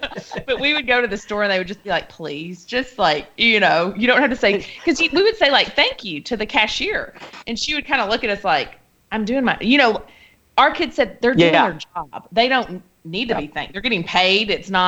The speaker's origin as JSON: {"language": "English", "region": "the South", "country": "United States", "also_born_or_lived": "Arkansas", "said": "we're still Americans. And I'm still from the South."}